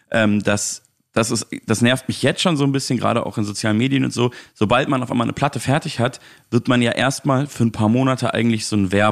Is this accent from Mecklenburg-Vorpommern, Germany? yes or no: no; Munich, Bavaria, Germany; Ähm, und in München, in meiner Heimatstadt, spiele ich im Theatron.